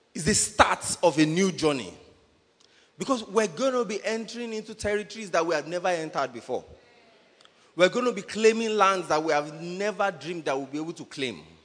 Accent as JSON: {"language": "English", "country": "Nigeria", "said": "I'm a Nigerian now."}